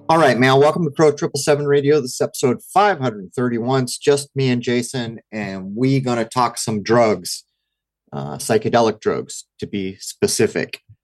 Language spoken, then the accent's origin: English; United States; what I notice about growing up in America is we know how to party